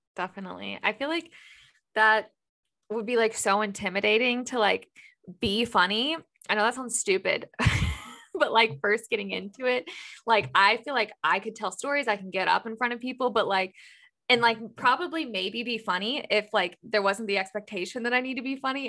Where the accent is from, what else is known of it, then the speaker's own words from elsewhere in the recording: Louisville, Kentucky, United States; now in Cincinnati, United States; So I'm in Cincinnati, Ohio, but I'm originally from Louisville, Kentucky.